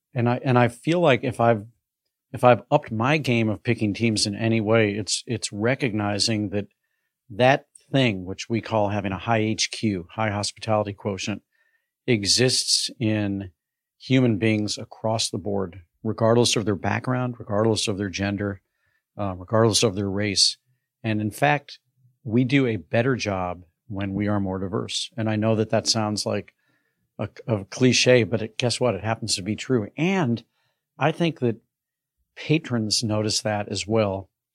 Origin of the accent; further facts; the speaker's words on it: St. Louis, Missouri, United States; a kid growing up in St. Louis